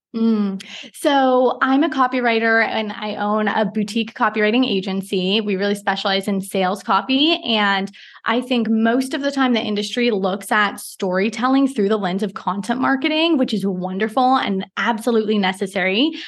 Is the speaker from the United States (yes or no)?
yes; Portland, Oregon, United States; moved away as an adult; also born or lived in Singapore; now in Mauritius; I'm from Portland, Oregon